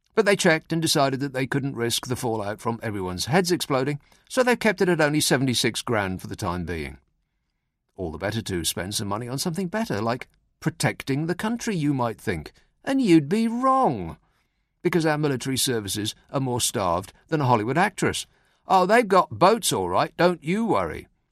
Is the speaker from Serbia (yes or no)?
no; United Kingdom; Keeping calm and carrying on is what defines us as British people